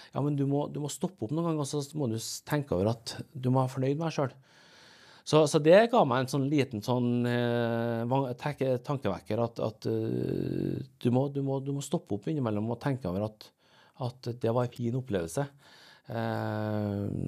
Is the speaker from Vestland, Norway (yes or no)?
no; Åfjord, Trøndelag, Norway; also born or lived in Seoul, South Korea / Rosenborg, Trondheim; jeg kommer fra Norge.